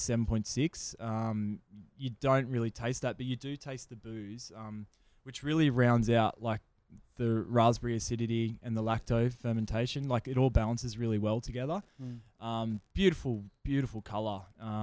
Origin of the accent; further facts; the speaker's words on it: Gold Coast, Queensland, Australia; also born or lived in New South Wales; Always have growing up in Queensland and on the border, New South Wales.